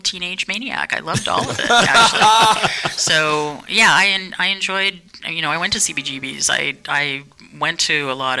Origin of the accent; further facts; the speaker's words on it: Berkeley, California, United States; also born or lived in New York; I was born in Berkeley at Alta Bates Hospital.